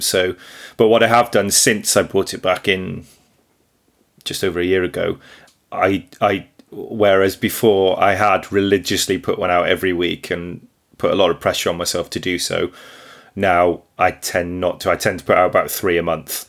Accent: Wrexham, Wales, United Kingdom; I'm a farmer from Northeast Wales near Wrexham.

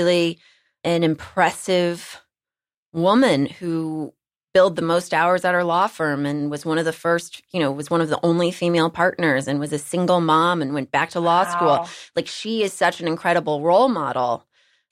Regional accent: Texas, United States; I'm from Texas, and I like to share that I'm from Texas every chance I get

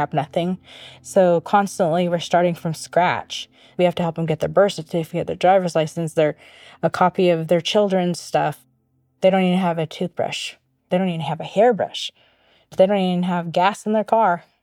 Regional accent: Hoopa, California, United States; We grew up poor here on the Hoopa Indian Reservation

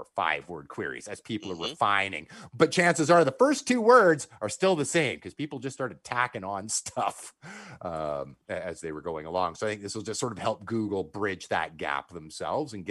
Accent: Canada; I'm from Canada.

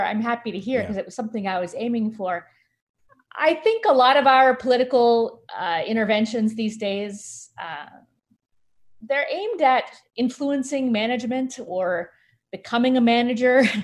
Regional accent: San Francisco, California, United States; in my hometown, San Francisco, there's a Mechanics Institute library that I went to when I was in high school

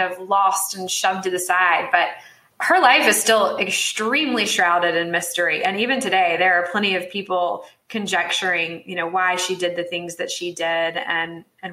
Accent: Salisbury, North Carolina, United States; my hometown of Salisbury, North Carolina

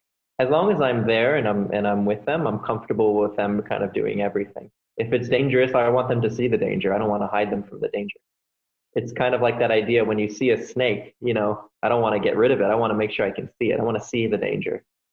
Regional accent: Miami, Florida, United States; I grew up in South Florida in the suburbs down in Miami.

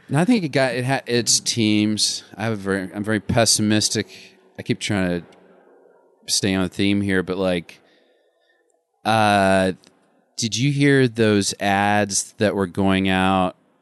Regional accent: Arkansas, United States; also born or lived in Hollywood; now in Los Angeles, United States; I still am connected to my home state

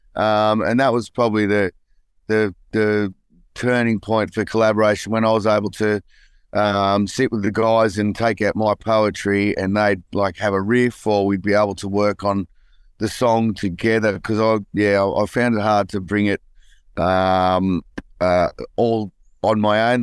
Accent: Newcastle, New South Wales, Australia; growing up in Newcastle, it was all about, uh, footy and surfing for me.

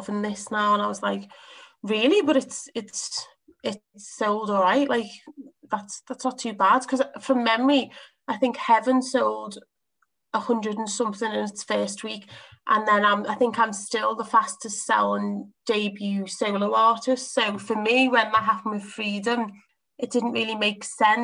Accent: Liverpool, North West England, United Kingdom; I'm from Liverpool. We're quite tough people

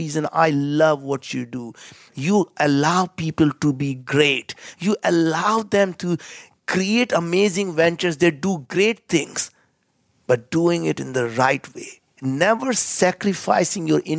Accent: India; as an Indian

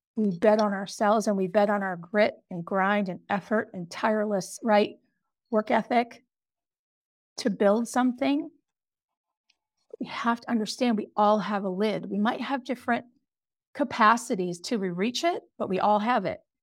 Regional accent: Pelham, New Hampshire, United States; I was born in a little town in New Hampshire, Pelham, New Hampshire

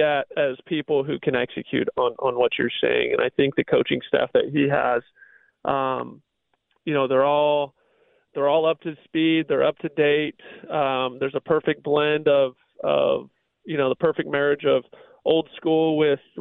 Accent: Southern California, United States; I grew up in Southern California

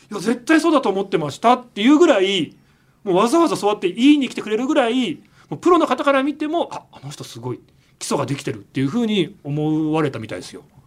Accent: Nagano, Japan; 高校長野県の佐久長聖高校出身

